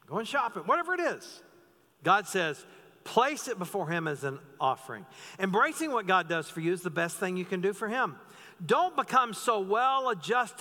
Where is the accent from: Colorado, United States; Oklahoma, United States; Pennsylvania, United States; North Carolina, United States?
North Carolina, United States; the pastor I grew up under in North Carolina